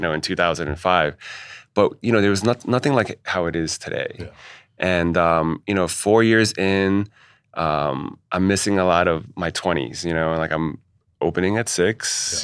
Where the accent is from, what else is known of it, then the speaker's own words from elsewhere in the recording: New York City, New York, United States; also born or lived in Chinatown, New York City; thought it would have been a good idea to move back to Queens because Chinatown was still a little rough uh, yeah. around the edges in the 80s. So we, then we moved to Ridgewood